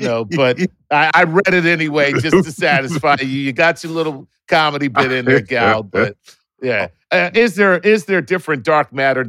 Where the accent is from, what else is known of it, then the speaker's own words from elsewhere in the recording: San Jose, California, United States; I'm from San Jose, California.